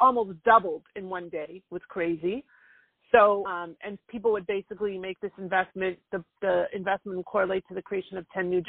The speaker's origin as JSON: {"language": "English", "town": "Toronto", "region": "Ontario", "country": "Canada", "moved": "as an adult", "lives_now": "United States", "said": "I'm actually originally from Toronto"}